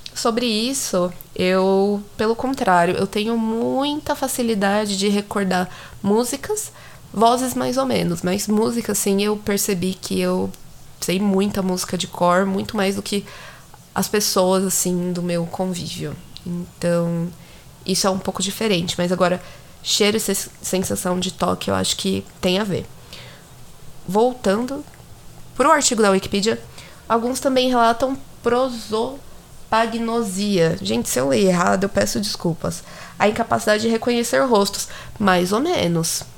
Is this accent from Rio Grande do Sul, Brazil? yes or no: no; São Paulo, Brazil; Você vai perceber que eu sou de São Paulo, mas enfim. Até pelo sotaque